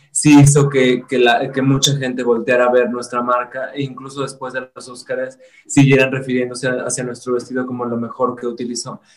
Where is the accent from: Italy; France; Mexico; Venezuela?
Mexico; Zacatecas; yo soy de Zacatecas